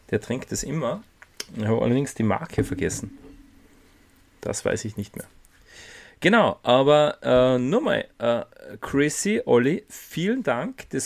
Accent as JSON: {"language": "German", "country": "Austria", "said": "Bei uns in Österreich"}